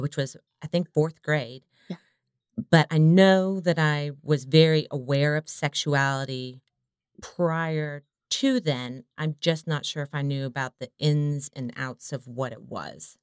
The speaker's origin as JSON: {"language": "English", "region": "the South", "country": "United States", "said": "I come from the South, so compared to many people I knew, not religious"}